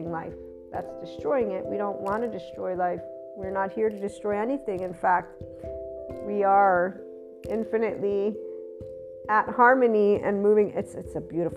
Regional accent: Naples, Campania, Italy; as a kid growing up in Naples, Italy

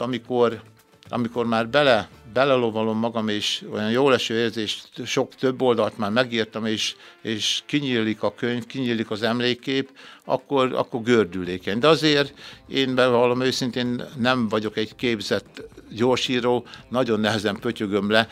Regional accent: Körösladány, Békés, Hungary; Szülőföldem Körösladány

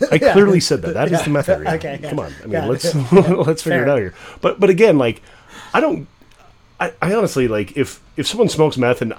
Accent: United States; I was renting a house up in the White Mountains, my hometown

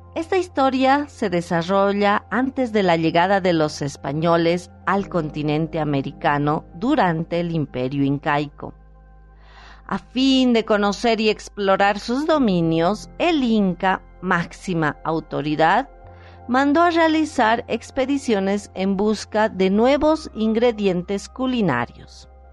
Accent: Potosí, Bolivia; mi país, de Bolivia, y muchas veces lo he hecho de mi ciudad natal Potosí

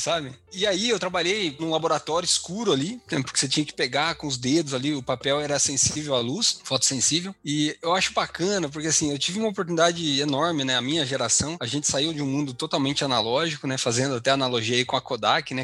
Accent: Taguaí, São Paulo, Brazil; moved away as an adult; also born or lived in Marília / Guarapuava, Paraná / Belém; now in Paraná, Brazil; Eu sou do interior de São Paulo, tá? Uma cidadezinha bem, bem pequena chamada Taguaí.

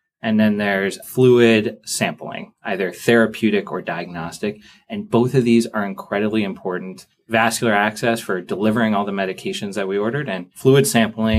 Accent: California, United States; moved away as an adult; now in Boston, United States; I'm from California. I did basically everything in California before I came out here for a residency at Brigham.

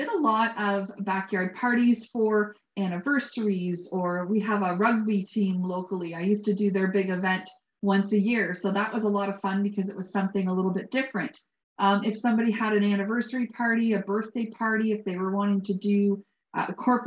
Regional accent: Balderson, Ontario, Canada; I grew up in Balderson, and that's right with the cheese

